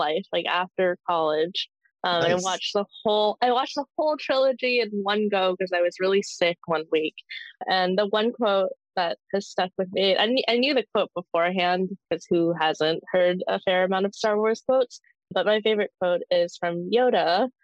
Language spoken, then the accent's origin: English; Canadian Prairies, Canada; I was born in the Canadian prairies many years ago